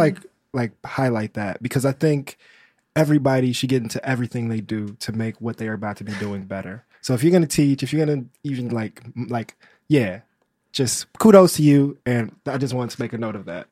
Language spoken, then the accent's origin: English; United States; as an American